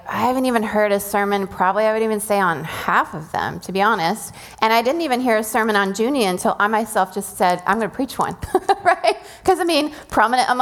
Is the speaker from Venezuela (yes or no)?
yes; Venezuela; moved away; I grew up in Venezuela, and Semana Santa is a whole thing